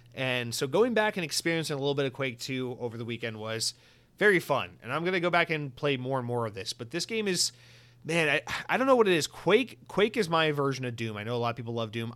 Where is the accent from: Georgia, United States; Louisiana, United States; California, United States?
Georgia, United States; Atlanta; I'm from Atlanta.